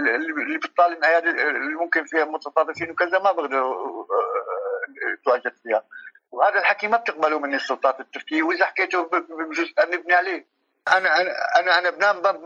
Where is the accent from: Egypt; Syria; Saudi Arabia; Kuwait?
Syria; moved away as an adult; also born or lived in Lebanon; now in Turkey; طلعت من من سوريا آه، آه، للبنان ضليت سنه بلبنان